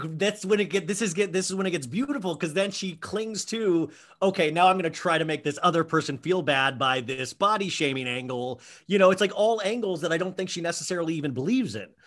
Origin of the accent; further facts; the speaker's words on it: Kansas, United States; also born or lived in Columbus, Ohio; I, was raised in Kansas on kind of quote unquote Midwestern values